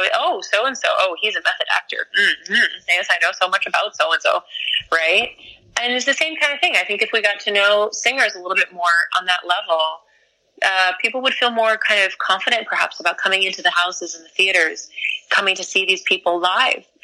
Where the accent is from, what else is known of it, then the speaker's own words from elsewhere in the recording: New York, United States; We're from New York. You know, um, I mean Bronx, Bronx, Manhattan